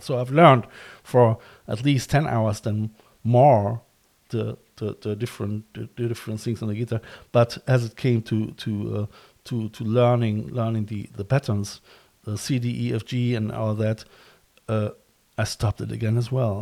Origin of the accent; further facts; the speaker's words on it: Cologne, North Rhine-Westphalia, Germany; moved away as an adult; now in Ireland; I'm from Cologne as well